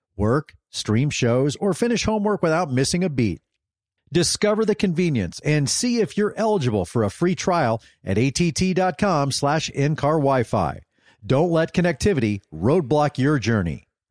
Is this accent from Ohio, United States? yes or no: no; Dallas, Texas, United States; also born or lived in Oklahoma; I grew up here in Texas